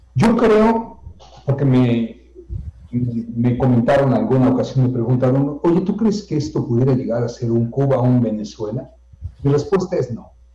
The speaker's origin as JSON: {"language": "Spanish", "country": "Mexico", "said": "somos mexicanos"}